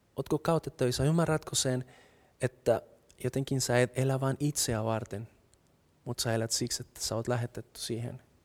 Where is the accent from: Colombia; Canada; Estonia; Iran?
Colombia; Finnish is a second language; now in Finland; mä oon kolumbialainen, mutta mä en osaa kieltä.